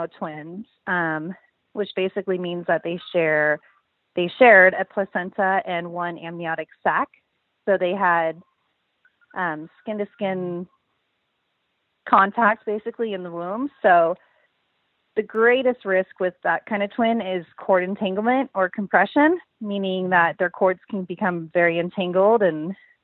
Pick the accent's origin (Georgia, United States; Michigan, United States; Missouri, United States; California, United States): California, United States; San Diego; moved away as an adult; now in Austin, United States; We're originally from San Diego